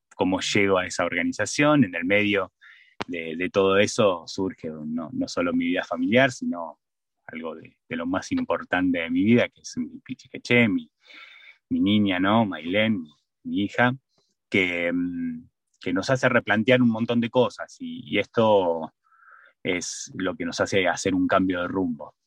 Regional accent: Buenos Aires Province, Argentina; now in San Martín de los Andes, Argentina; yo, mm, nací en provincia de Buenos Aires, en el conurbano bonaerense

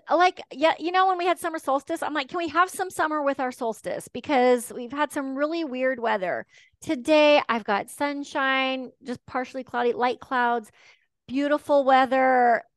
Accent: Washington, United States; also born or lived in Texas; I was born in the South. Um, my mom married a Northerner, and we came back and forth between Texas and Washington a couple of times

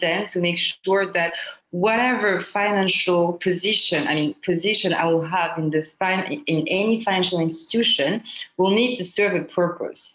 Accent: Côte d’Ivoire; moved away as an adult; also born or lived in Paris / Lyon; I was born and raised in Ivory Coast, Côte d'Ivoire

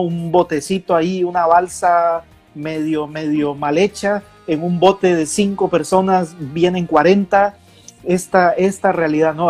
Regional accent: Costa Rica; moved away; en mi país, Costa Rica

